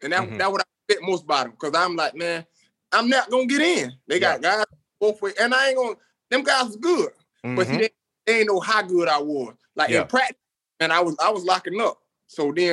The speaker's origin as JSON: {"language": "English", "town": "Bradenton", "region": "Florida", "country": "United States", "tie": "born or raised there", "also_born_or_lived": "Orlando, Florida", "said": "I'm from Bradenton, Florida."}